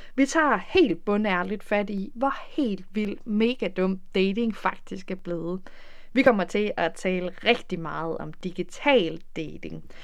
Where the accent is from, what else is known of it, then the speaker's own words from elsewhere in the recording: Denmark; moved away as an adult; now in Netherlands; hjemme i Danmark